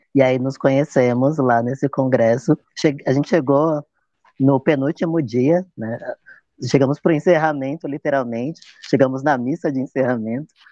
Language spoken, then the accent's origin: Portuguese; São Paulo, Brazil; sou da cidade de São Paulo